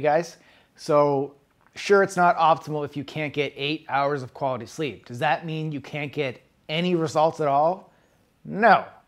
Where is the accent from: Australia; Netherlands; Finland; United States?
United States; East Coast; now in West Coast, United States; back where I grew up on the East Coast